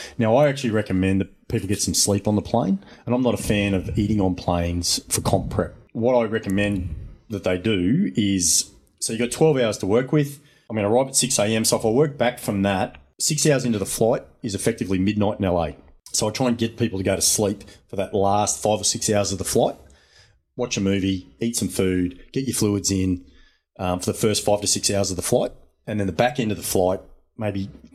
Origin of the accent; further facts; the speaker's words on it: Chinchilla, Queensland, Australia; I'm from Chinchilla, Western Queensland